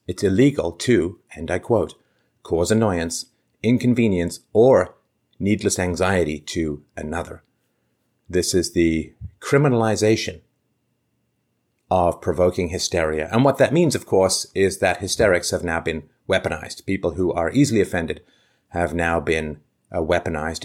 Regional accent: London, United Kingdom; I grew up in London

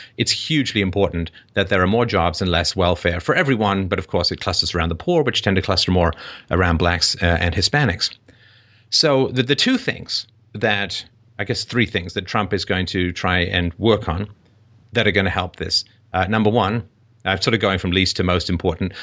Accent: England, United Kingdom; moved away; growing up in England

